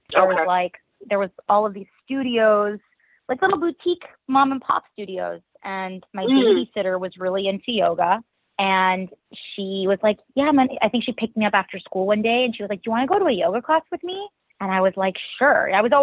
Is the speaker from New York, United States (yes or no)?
yes; New York City, New York, United States; I was born and raised in New York City